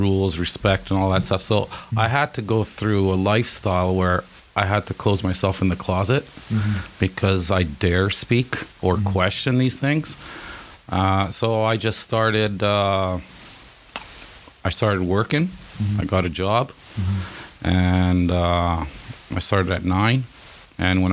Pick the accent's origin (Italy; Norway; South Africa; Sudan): Italy; moved away as an adult; now in Canada; I'm from Italy